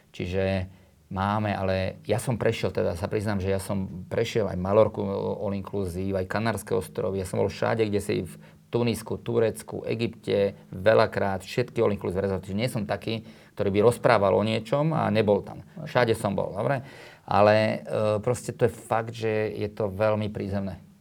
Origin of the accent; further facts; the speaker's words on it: Slovakia; Slovensko je prekrásna krajina, ja som hrdý Slovák, už ani nikde nechcem ísť.